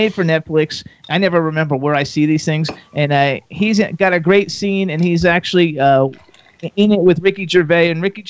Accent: Miami, Florida, United States; now in Bucks County, Pennsylvania, United States; I'm from Florida

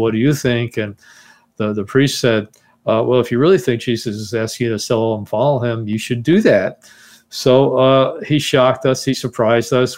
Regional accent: Teaneck, New Jersey, United States; also born or lived in Bronx, New York City; I was born in New York City, in the Bronx, and grew up in Teaneck, New Jersey

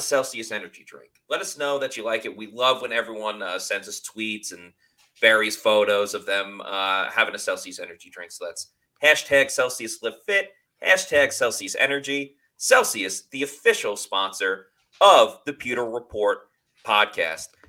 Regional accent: New York, United States; I grew up in New York

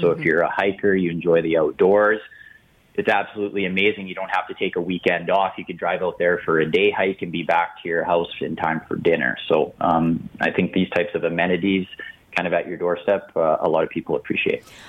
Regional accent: Calgary, Alberta, Canada; I'm born and raised in Calgary

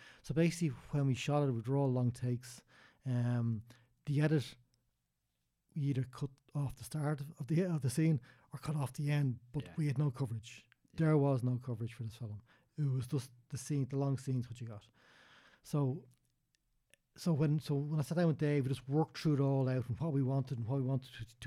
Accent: Dublin, Leinster, Ireland

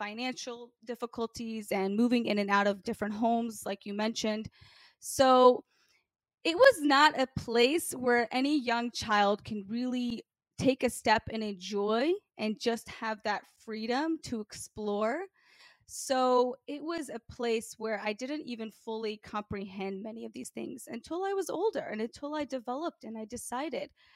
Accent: Memphis, Tennessee, United States; Growing up in Memphis, Tennessee was certainly a very challenging life

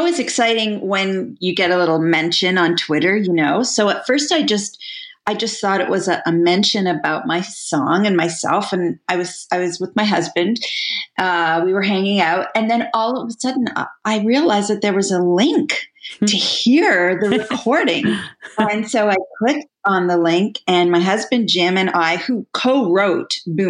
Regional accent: Montreal, Quebec, Canada; first language English; moved away; Well, I'm from Montreal, as are you. I moved here because I'm an Anglophone, like a real Anglophone.

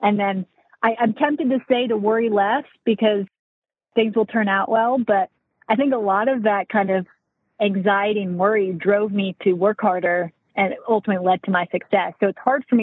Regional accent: Charleston, South Carolina, United States; Growing up in South Carolina, I'm from Charleston

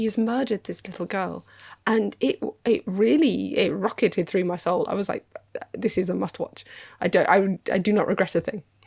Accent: United Kingdom; I'm British

